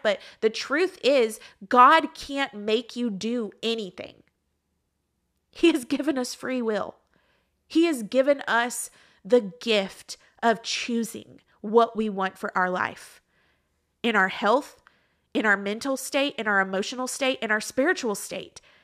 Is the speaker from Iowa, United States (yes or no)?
no; Texas, United States; moved away as an adult; also born or lived in Georgia; now in Florida, United States; I was raised and lived in Texas the majority of my life